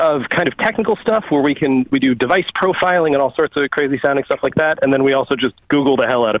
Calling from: Brookline, Massachusetts, United States; I'm calling from Conan O'Brien's hometown of Brookline, Massachusetts.

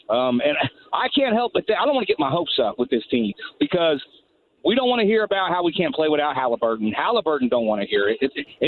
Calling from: Indiana, United States; I'm calling from Greene County, right?

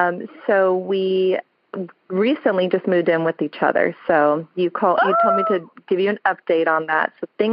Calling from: Sacramento, California, United States; I'm calling from Sacramento, California.

